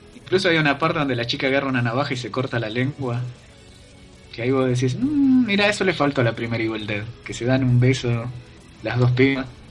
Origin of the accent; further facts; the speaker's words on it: Quilmes, Buenos Aires Province, Argentina; Q es por Quilmes, de donde yo soy.